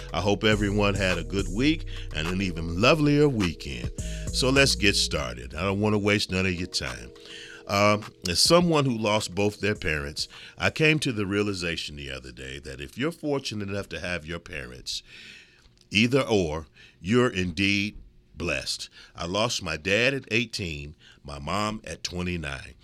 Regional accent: Midwest, United States; also born or lived in California / Florida / New York; I'm so proud of my Midwestern roots, and I've lived in California, and I've lived in Florida, and I've lived in New York. And I am proud to say, us mid, mid, Midwesterners, we're a different breed

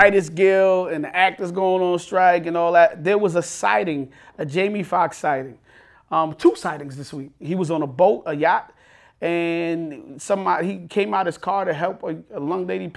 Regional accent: New York City, New York, United States; I'm from Brooklyn

